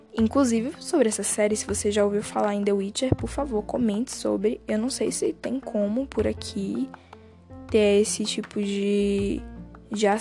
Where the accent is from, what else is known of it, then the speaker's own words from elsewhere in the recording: Bahia, Brazil; Não sei se você reparou no meu sotaque, mas eu sou do Nordeste, uh, da Bahia